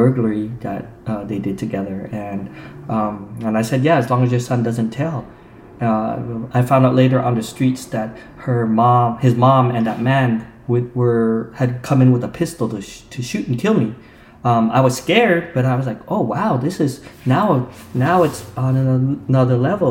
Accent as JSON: {"language": "English", "region": "Utah", "country": "United States", "tie": "born or raised there", "moved": "yes", "said": "growing up in Utah"}